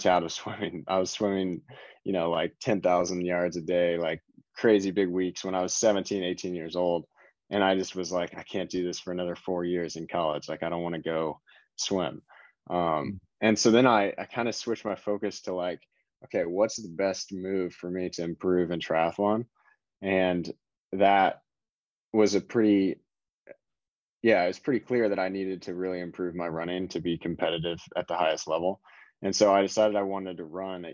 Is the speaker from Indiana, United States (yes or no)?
yes; Indiana, United States; moved away; I grew up in Indiana and in the state of Indiana in the United States